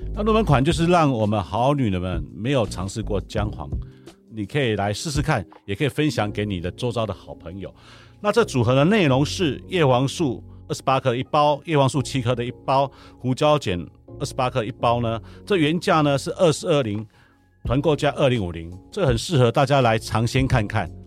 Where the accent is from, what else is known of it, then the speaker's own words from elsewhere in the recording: Taipei, Taiwan; moved away as an adult; now in Hualien, Taiwan; 我是台北人到花莲当农夫，已经有机农夫，已经第十年